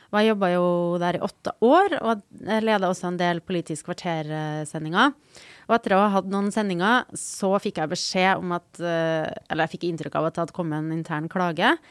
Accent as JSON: {"language": "Norwegian", "region": "Trøndelag", "country": "Norway", "accent": "Trøndersk", "said": "må jeg snakke trøndersk."}